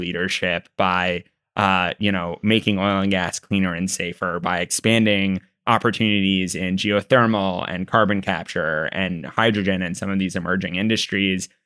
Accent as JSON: {"language": "English", "region": "Texas", "country": "United States", "said": "I'm a Texan"}